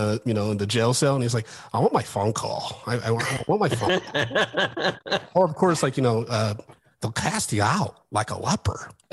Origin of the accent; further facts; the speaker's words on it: Ann Arbor, Michigan, United States; I grew up in Ann Arbor, Michigan, which is a lot like Woodsboro.